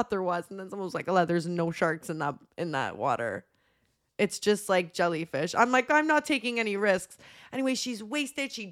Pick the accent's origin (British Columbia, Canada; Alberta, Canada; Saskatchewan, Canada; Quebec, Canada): Quebec, Canada; Montreal; we're from Montreal.